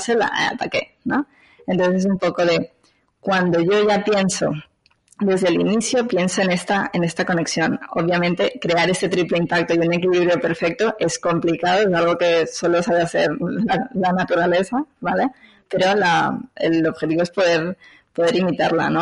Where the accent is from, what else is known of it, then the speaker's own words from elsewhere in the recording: Venezuela; moved away as an adult; now in Barcelona, Spain; soy de Venezuela, eh, pero actualmente vivo en Barcelona hace unos 15 años, o sea que ya llevo mitad de mi vida aquí, mitad de mi vida allá